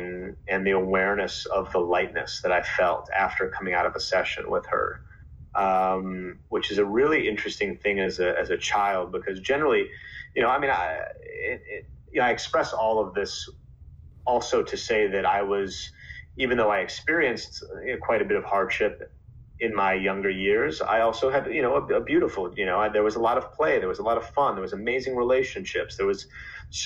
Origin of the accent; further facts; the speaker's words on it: Chicago, Illinois, United States; I grew up in Chicago